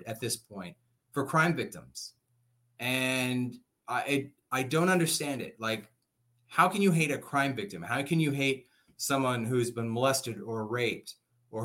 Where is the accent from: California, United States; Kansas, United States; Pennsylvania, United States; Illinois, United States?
California, United States; Oxnard; I grew up poor in Oxnard. I'm actually from this county. I grew up here